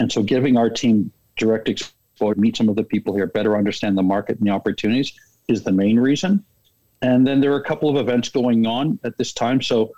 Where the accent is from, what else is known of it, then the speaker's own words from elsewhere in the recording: Niagara-on-the-Lake, Ontario, Canada; moved away as an adult; also born or lived in Chicago / Detroit / Minneapolis / Denver; now in Edmonton, Canada; I'm a Canadian, born and raised in Ontario in a small town called Niagara-on-the-Lake. Nice. Did all my university schooling there, and then moved to the States early in my career. And I spent 12 years in the U.S.